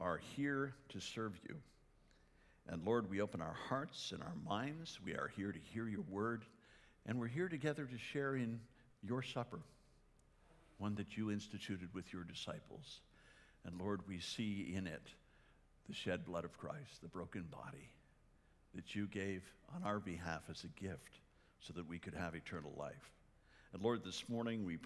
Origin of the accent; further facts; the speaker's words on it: Canada; moved away; I'm Canadian